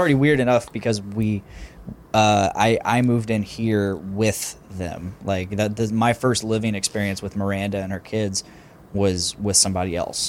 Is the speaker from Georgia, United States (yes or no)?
no; Delphi, Indiana, United States; Delphi, my hometown